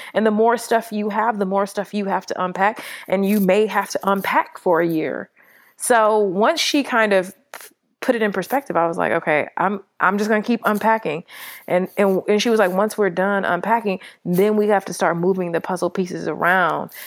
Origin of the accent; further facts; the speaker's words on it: Los Angeles, California, United States; now in Atlanta, United States; I'm from Los Angeles